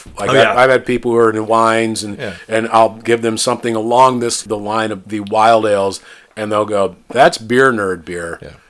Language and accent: English; United States; moved away; Where I grew up on the Mississippi